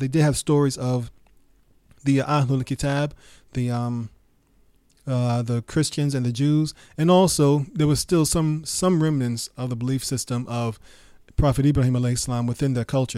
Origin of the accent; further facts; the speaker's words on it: New York City, New York, United States; when I was growing up in New York City